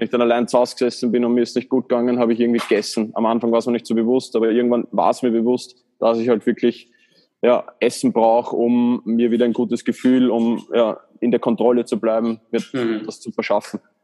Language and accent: German; Baden, Lower Austria, Austria; ich komme aus Baden in Österreich